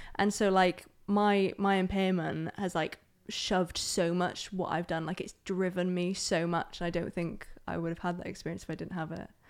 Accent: Aberdeen, Scotland, United Kingdom; also born or lived in Germany; So, I'm from Aberdeen. Um, I was originally born in Germany

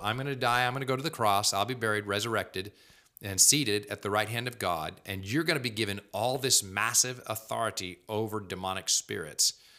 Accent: United States; we as American Christians

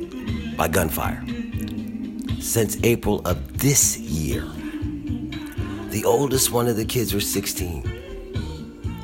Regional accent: Philadelphia, Pennsylvania, United States; I am a black man born and raised in Philadelphia, Pennsylvania

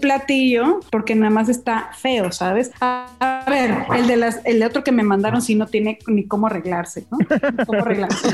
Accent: Mazatlán, Sinaloa, Mexico; moved away as an adult; now in Mexico City, Mexico; Yo no soy de aquí, soy de Mazatlán, Sinaloa

